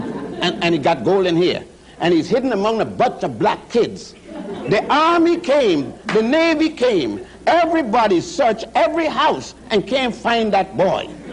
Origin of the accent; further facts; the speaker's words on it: Puerto Rico; moved away; also born or lived in Ethiopia / Virgin Islands; we lived and grew up in Puerto Rico and the Virgin Islands